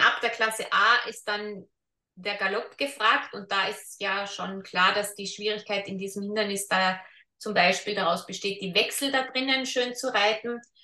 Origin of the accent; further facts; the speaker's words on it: Austria; bei uns in Österreich